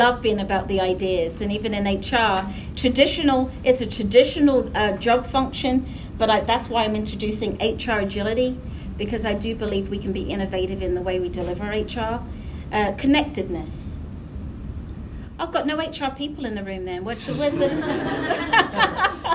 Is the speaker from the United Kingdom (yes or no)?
yes; England, United Kingdom; moved away as an adult; also born or lived in Caribbean / Savannah, Georgia / Nashville / Indiana; now in Raleigh, United States; when I was growing up in England